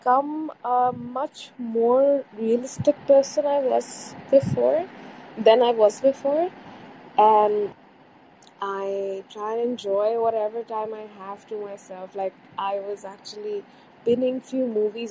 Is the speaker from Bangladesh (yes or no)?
yes; Bangladesh; I'm from Bangladesh, by the way, the neighboring country